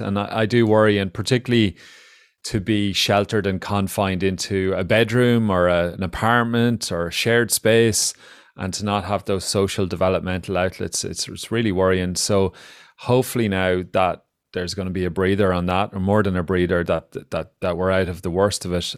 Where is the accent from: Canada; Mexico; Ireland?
Ireland; we as Irish people, including myself